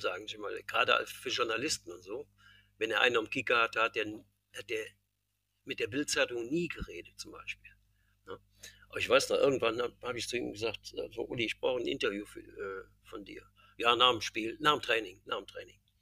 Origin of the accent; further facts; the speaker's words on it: Cologne, North Rhine-Westphalia, Germany; ich bin ja Kölner, gebürtiger Kölner.